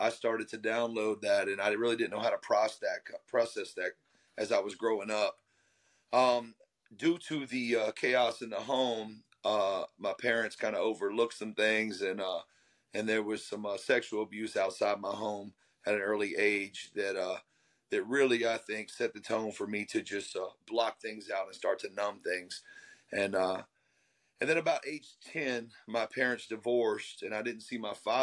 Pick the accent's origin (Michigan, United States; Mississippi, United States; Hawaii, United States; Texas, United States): Mississippi, United States; Gulfport; I am in Gulfport, Mississippi. I am born and raised in the South here.